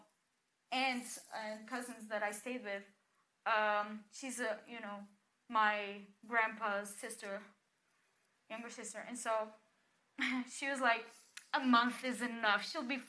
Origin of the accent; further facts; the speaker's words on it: Portugal; we're right next to Spain. And my hometown is actually on the border